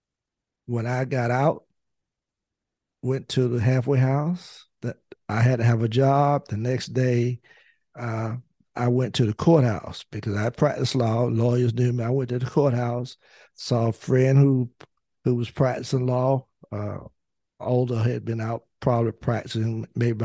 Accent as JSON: {"language": "English", "region": "North Carolina", "country": "United States", "tie": "born or raised there", "said": "I was the youngest African American lawyer at the time practicing in the state of North Carolina."}